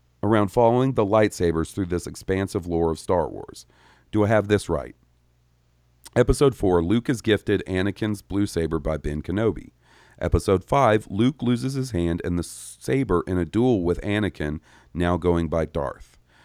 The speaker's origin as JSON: {"language": "English", "town": "Winnipeg", "region": "Manitoba", "country": "Canada", "tie": "born or raised there", "said": "my hometown of Winnipeg, Manitoba."}